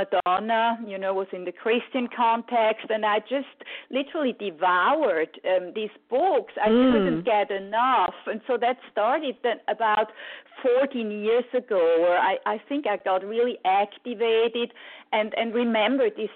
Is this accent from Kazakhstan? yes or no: no; Switzerland; I grew up in Switzerland and my mother is Italian